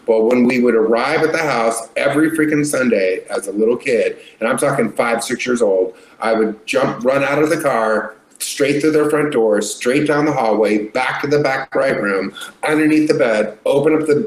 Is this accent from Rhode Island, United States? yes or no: no; Anaheim, California, United States; I grew up in Anaheim, California, a couple miles away from Disneyland